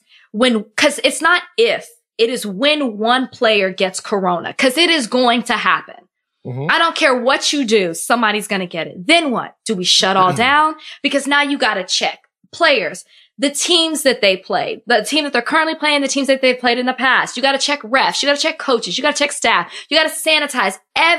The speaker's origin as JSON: {"language": "English", "region": "Texas", "country": "United States", "said": "I'm from Texas"}